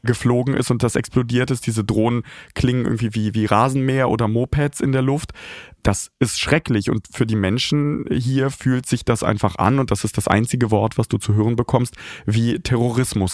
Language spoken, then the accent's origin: German; Kharkiv, Kharkiv Oblast, Ukraine; now in Kyiv, Ukraine; Kharkiv, meine Geburtsstadt